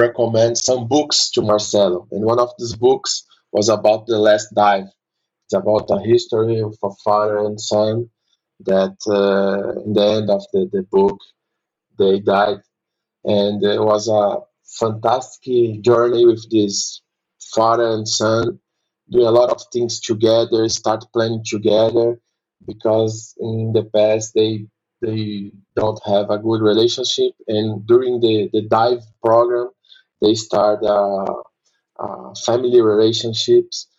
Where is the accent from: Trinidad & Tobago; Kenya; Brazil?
Brazil; also born or lived in São Paulo, Brazil; I'm from Brazil.